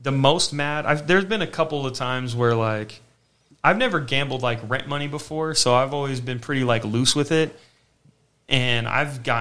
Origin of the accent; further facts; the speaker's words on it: Las Vegas, Nevada, United States; I was down to be from Vegas, you know, because I just moved here